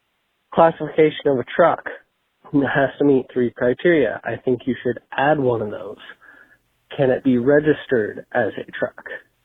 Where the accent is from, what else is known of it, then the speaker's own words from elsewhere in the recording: Nebraska, United States; I am from Nebraska, only on episode 126.